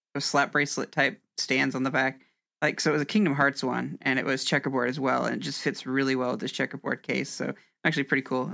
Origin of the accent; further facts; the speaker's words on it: Indianapolis, Indiana, United States; I'm from Indianapolis